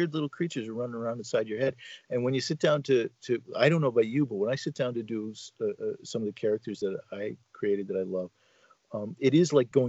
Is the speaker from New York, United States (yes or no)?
yes; Endicott, New York, United States; I live, I grew up in Endicott, New York, which was the home of Johnny Hart from BC.